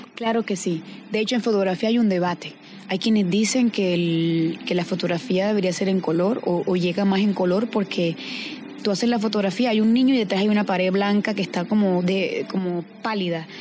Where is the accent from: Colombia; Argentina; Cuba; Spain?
Colombia; Caribbean Region; haber nacido y crecido en el Caribe